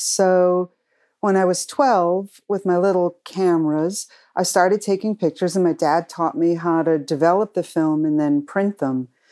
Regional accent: Cranston, Rhode Island, United States; I grew up in Cranston, Rhode Island

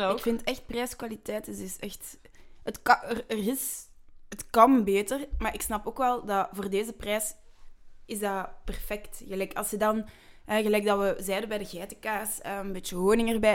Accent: Flanders, Belgium; we zijn Vlamingen.

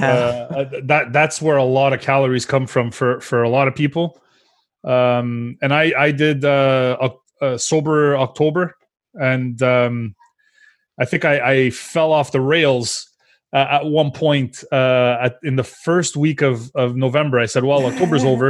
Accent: Montreal, Quebec, Canada; even in my hometown, now granted, I live in one of the biggest cities in the world, but like even at home, like when I'm in Montreal

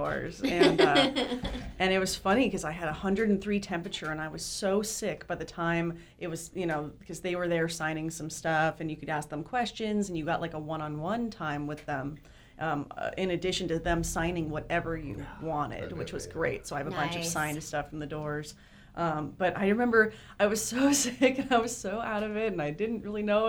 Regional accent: Los Angeles, California, United States; I was born in Hollywood and raised in the Valley, the Valley Girl Valley

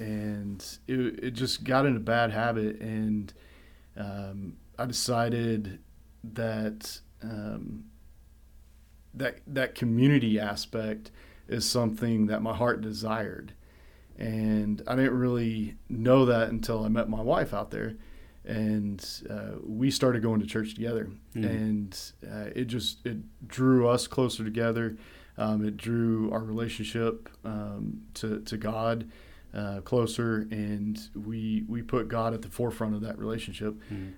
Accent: Kerrville, Texas, United States

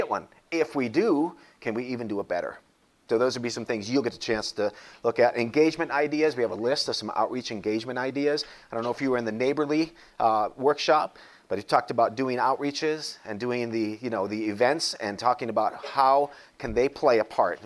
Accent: North Dakota, United States; now in Springfield, United States; I grew up in North Dakota, so there weren't many cities around there.

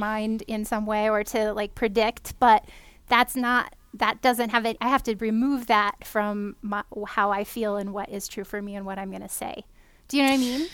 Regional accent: California, United States; moved away; I am from California originally

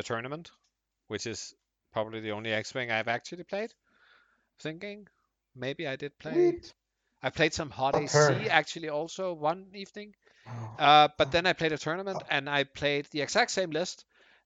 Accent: Denmark; I'm Danish

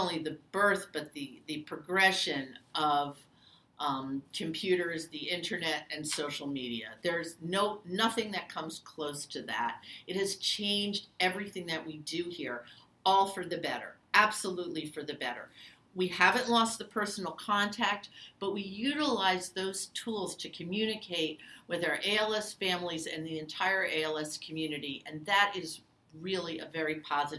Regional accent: New York, United States; moved away; I'm originally from New York

